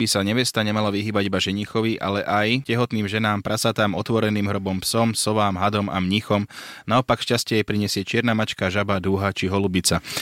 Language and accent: Slovak; India; Som z Indie a u nás je to veľmi populárna povera.